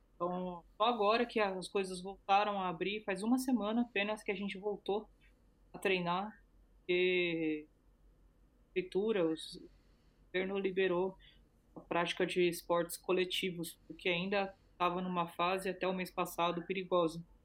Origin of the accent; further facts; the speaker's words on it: Brazil; eu sou do Brasil